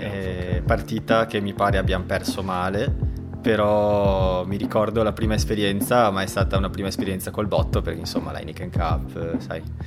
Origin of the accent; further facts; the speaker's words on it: Treviso, Veneto, Italy; moved away as an adult; also born or lived in Barcelona; now in Vienna, Austria; siamo entrambi di Treviso, entrambi tifosi dei Leoni ed entrambi fuori dall'Italia